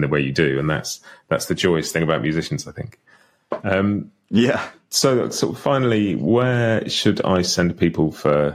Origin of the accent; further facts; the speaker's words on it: United Kingdom; I'm a British guy who grew up listening to pop music and rock music